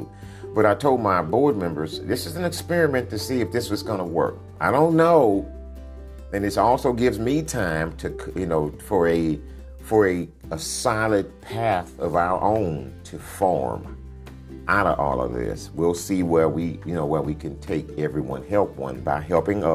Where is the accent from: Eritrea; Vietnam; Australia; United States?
United States; Dickinson, Texas; now in Sugar Land, United States; I'm from the county from Galveston Bay, a little town called Dickinson, Texas